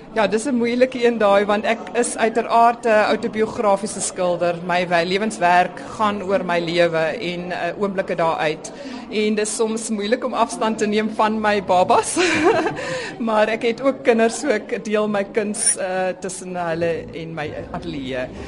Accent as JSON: {"language": "Afrikaans", "country": "South Africa", "said": "my um heritage um as as Suid-Afrikaner uh, en my Duitse en Nederlandse herkoms"}